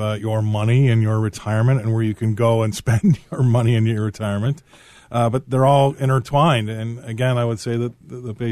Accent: Chicago, Illinois, United States; I'm from Chicago

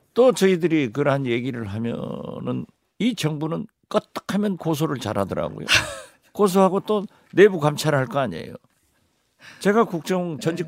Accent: Haenam, Jindo, Wando, South Jeolla, South Korea; 제 고향을 해남 진도 완도를

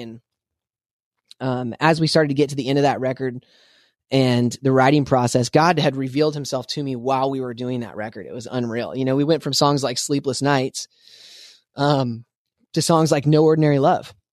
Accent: Spokane, Washington, United States; I grew up in Spokane, Washington.

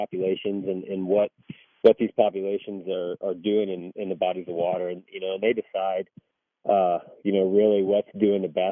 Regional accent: Texas, United States; now in Colorado, United States; I grew up doing it in Texas, channel cat fishing

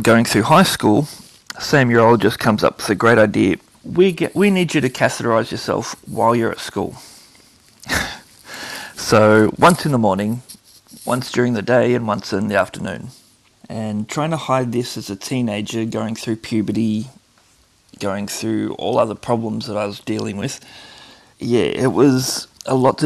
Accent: Traralgon, Victoria, Australia; I was born in Traralgon, Victoria

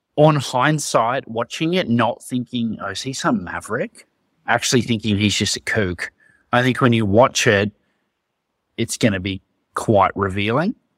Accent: Australia; being an Australian rugby fan

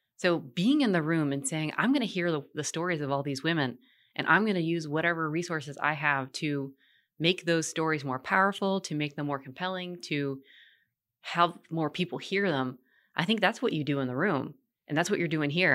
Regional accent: Richmond, Virginia, United States; also born or lived in Portland, Oregon; now in Charlotte, United States; I was born in Richmond, Virginia

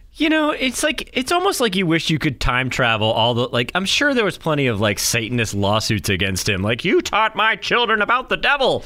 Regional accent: Durham, New Hampshire, United States; moved away; I grew up in Durham

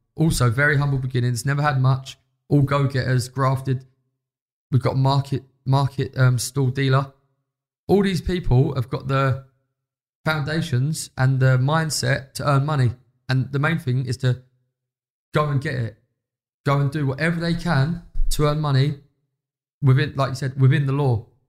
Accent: London, United Kingdom

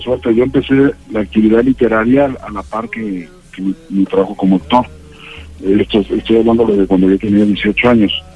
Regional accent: Ciudad Juárez, Chihuahua, Mexico; moved away as an adult; now in Mexico City, Mexico; una ciudad que básicamente que es donde, la que yo tuve que dejar eh, cuando me vine a la Ciudad de México y que Ciudad Juárez

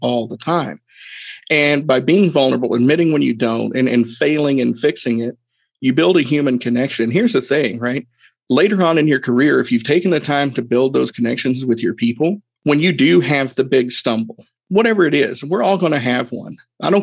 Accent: Erwin, Tennessee, United States; my hometown, small town, Irwin, Tennessee

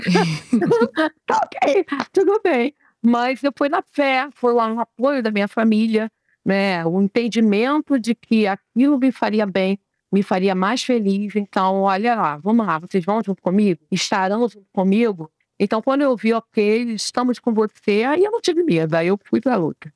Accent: Brazil; eu nasci no Brasil

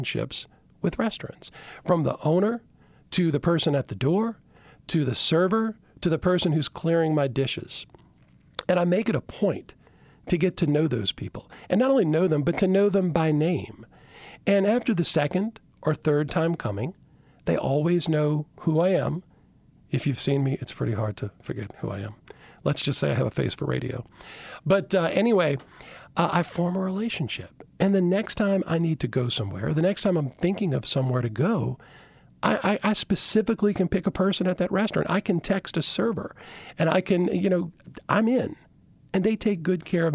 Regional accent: Chalmette, Louisiana, United States; also born or lived in Baton Rouge; I grew up in Chalmette, small community for years

